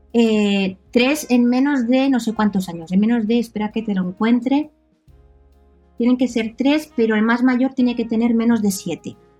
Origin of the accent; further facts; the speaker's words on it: Reus, Catalonia, Spain; first language Catalan; Spanish is a second language; moved away as an adult; now in near Marseille, France; yo soy nacida en Reus, provincia de Tarragona